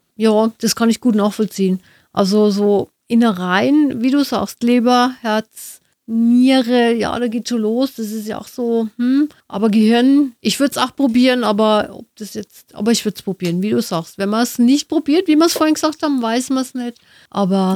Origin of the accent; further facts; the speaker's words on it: Nuremberg, Bavaria, Germany; bei uns in Nürnberg